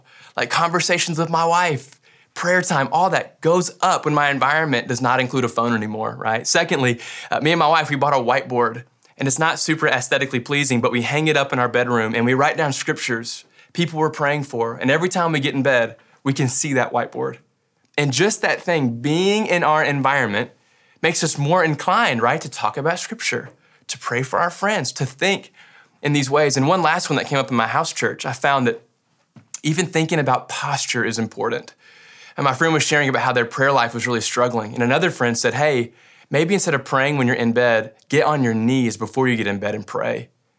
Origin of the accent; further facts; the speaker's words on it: Kentucky, United States; Like, I grew up in Western Kentucky. That used to be what all me and my farm friends wore, but now it's trendy.